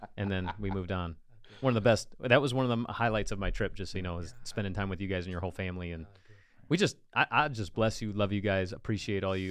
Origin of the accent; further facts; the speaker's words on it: United States; as an American